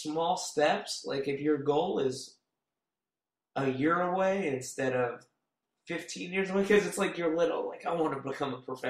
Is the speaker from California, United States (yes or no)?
yes; California, United States; also born or lived in Phoenix; I was born in Phoenix, moved to California, bounced around or whatever.